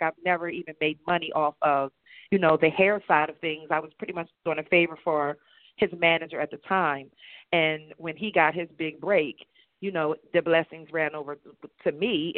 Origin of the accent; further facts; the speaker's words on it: Chester, Pennsylvania, United States; also born or lived in Philadelphia / Delaware; I'm from Chester, Pennsylvania. I've lived in Philadelphia and Delaware